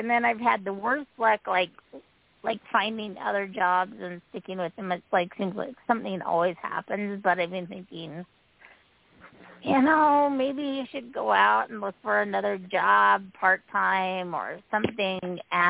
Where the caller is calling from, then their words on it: Utah, United States; This is …, and I'm from Utah.